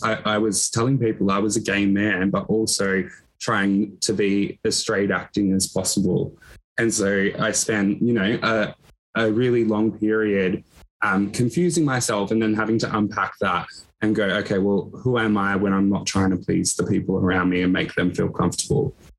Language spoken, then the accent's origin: English; Echuca, Victoria, Australia; i grew up in Echuca, which is a small regional town on the border of victoria and new south wales